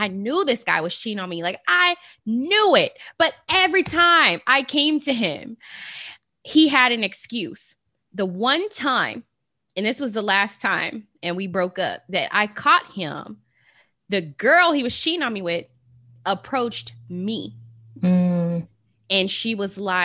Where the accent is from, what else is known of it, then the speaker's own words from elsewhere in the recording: Las Vegas, Nevada, United States; I'm from Las Vegas, the city of sin